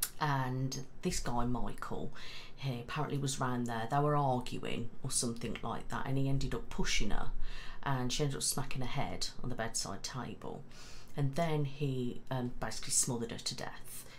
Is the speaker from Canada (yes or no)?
no; Mid Staffordshire, West Midlands, United Kingdom; I'm from Mid Staffs.